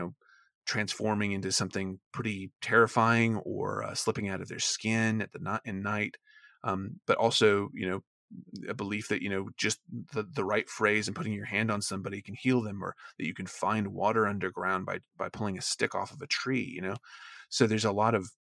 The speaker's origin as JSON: {"language": "English", "region": "the South", "country": "United States", "tie": "born or raised there", "also_born_or_lived": "Maine", "moved": "yes", "said": "where I grew up in the South"}